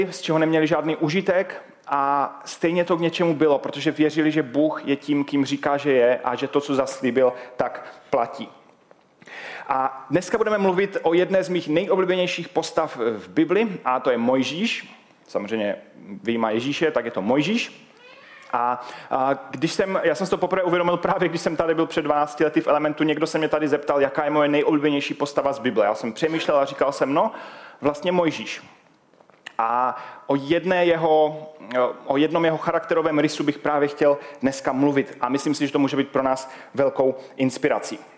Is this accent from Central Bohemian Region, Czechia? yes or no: no; Havířov, Moravian-Silesian Region, Czechia; a jsem z Havířova. Kdo nevíte, kde je Havířov, tak je to hodně vpravo, blízko Ostravy. A možná to poznáte i podle mého eh, přízvuku, že nejsem úplně odtud.